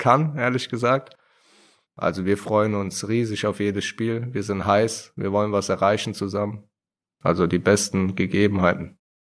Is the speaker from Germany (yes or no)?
yes; Wiesbaden, Hesse, Germany; also born or lived in Mainz; ich komme gebürtig aus Wiesbaden.